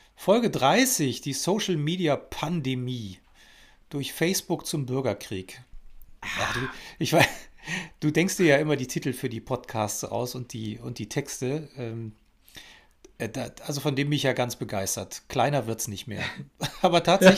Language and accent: German; Germany; bei uns in Deutschland